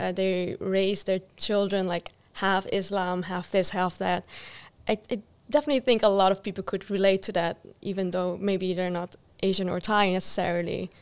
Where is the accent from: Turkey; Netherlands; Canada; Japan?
Netherlands; I grew up in the Netherlands, which has like a real, you know, uh, Western mindset as well